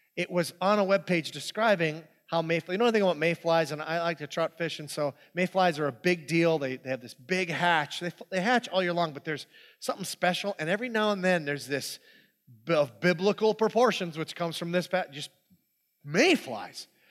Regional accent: Hibbing, Minnesota, United States; that's where I grew up. This is my hometown. This is Hibbing, Minnesota.

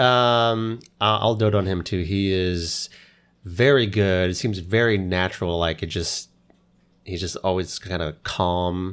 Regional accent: Oklahoma, United States; moved away; I grew up in Oklahoma

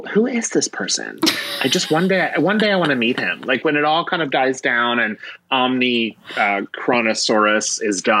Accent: Philadelphia, Pennsylvania, United States; moved away; I'm from Philadelphia.

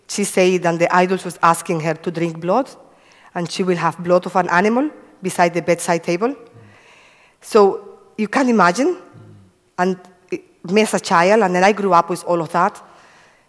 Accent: Cuba; moved away; I come from Cuba. I have five brothers and one sister. I used to live in a farm, no electricity, and a lovely childhood

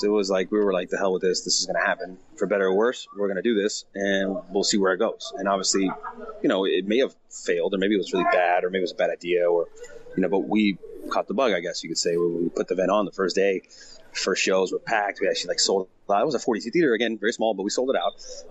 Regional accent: Miami, Florida, United States; moved away as an adult; now in Los Angeles, United States; We went to high school together. We were childhood friends from Miami, Florida. Um, I moved here in 2000 from Miami.

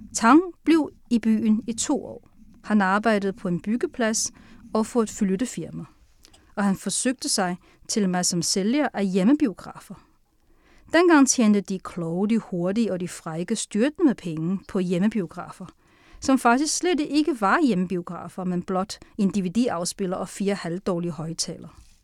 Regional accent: Sichuan, China; also born or lived in Tianjin, China; now in Denmark; Så halvdelen af min opvækst i Kina er i Sichuan, og halvdelen er i Tianjin.

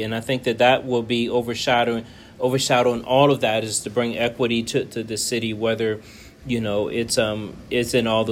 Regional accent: Richmond, Virginia, United States; also born or lived in Charlottesville, Virginia; I grew up in Richmond, Virginia, big family, five brothers and sisters.

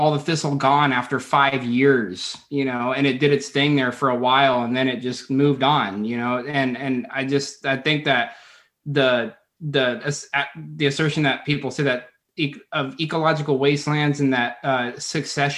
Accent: Southwest, United States; I grew up in the Southwest

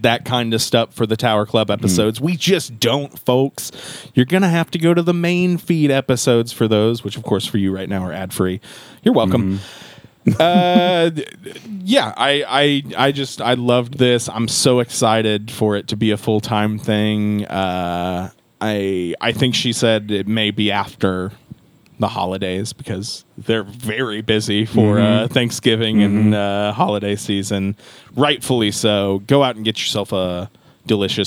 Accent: the Ozarks, Southwest Missouri, United States; I grew up here in the Ozarks

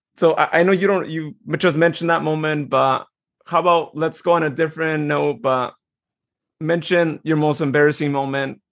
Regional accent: Turlock, California, United States; here in my hometown

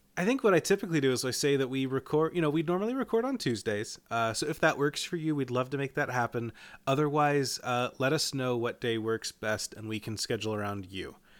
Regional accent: Eastern time zone, Eastern United States, United States; I grew up in Eastern time

